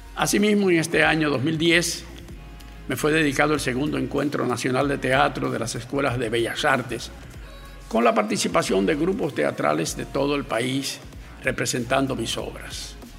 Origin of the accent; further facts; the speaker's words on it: Santiago de los Caballeros, Santiago, Dominican Republic; Nací en Santiago de los Caballeros, como he dicho, un 5 de junio de 1931